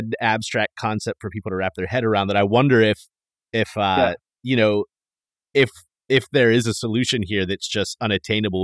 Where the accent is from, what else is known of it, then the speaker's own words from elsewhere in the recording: East Coast, United States; now in Silicon Valley, United States; I'm from the East Coast, but living in Silicon Valley now.